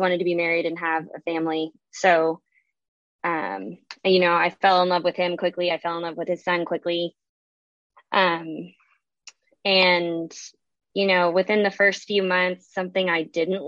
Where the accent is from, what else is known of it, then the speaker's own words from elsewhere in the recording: the South, United States; I'm from the South